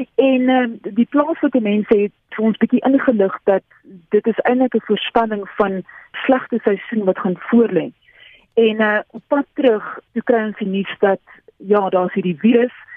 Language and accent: Afrikaans; South Africa; as twee Suid-Afrikaners ons is gewoond aan hierdie oranje warm Afrika son